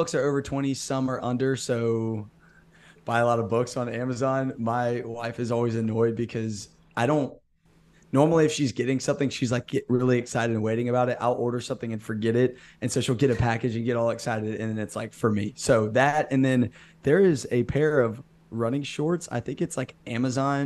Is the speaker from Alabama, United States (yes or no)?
yes; Birmingham, Alabama, United States; I'm from Birmingham, Alabama. I've lived here my whole life